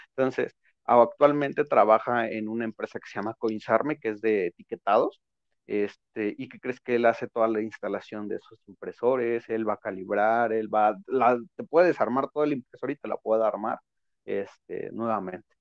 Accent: Mexico; nosotros como mexicanos

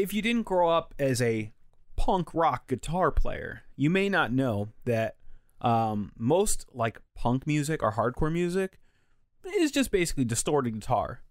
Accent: Connecticut, United States; growing up in Connecticut

